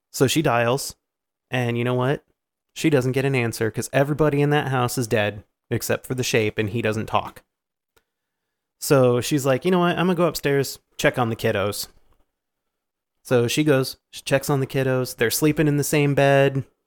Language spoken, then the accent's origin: English; Iowa, United States; We're from Iowa. We say aunt.